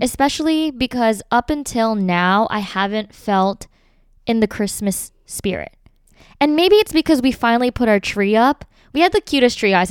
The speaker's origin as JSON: {"language": "English", "town": "Philadelphia", "region": "Pennsylvania", "country": "United States", "said": "we're all from Philly"}